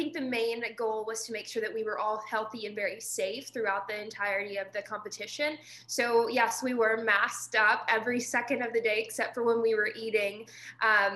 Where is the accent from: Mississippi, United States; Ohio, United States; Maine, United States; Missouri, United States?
Mississippi, United States; my hometown in Mississippi is just 30 minutes down the road from Elvis Presley's birthplace